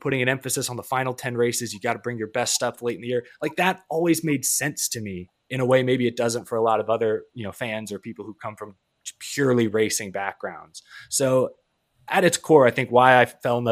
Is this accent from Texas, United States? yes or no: yes; Houston, Texas, United States; I'm from Houston, Texas